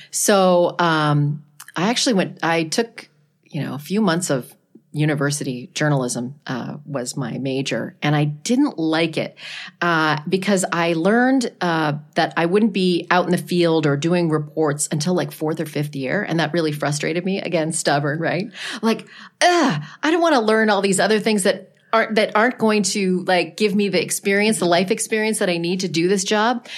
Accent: Ottawa, Ontario, Canada; moved away; I worked at a classic rock station in my hometown of Ottawa, Canada

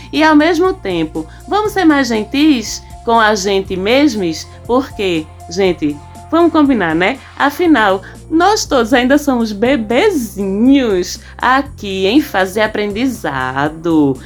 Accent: Northeast Region, Brazil; eu sou nordestina

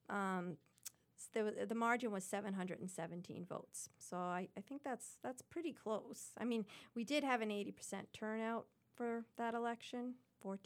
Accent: Dedham, Massachusetts, United States; now in Belmont, United States; Dedham, my hometown that I grew up

